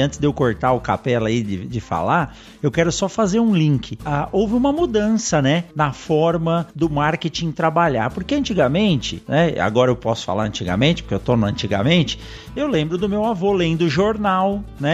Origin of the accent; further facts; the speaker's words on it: São Paulo, Brazil; eu nasci em São Paulo também